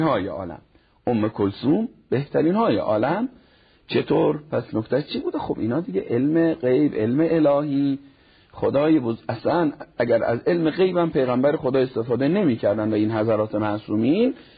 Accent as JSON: {"language": "Persian", "town": "Neyshabur", "region": "Razavi Khorasan", "country": "Iran", "tie": "born or raised there", "also_born_or_lived": "Qom", "moved": "as an adult", "said": "تحصیلات متوسطه در شهر کوچیکمون نیشابور از شهرهای خراسان رضوی هست تمام کردم"}